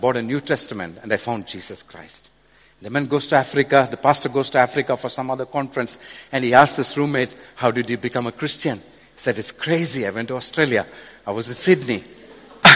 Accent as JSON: {"language": "English", "country": "India", "said": "I come from India."}